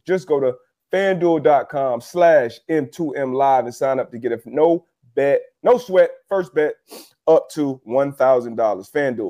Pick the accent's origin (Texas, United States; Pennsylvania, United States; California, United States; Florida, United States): Florida, United States; Miami; I'm going with my hometown Heat.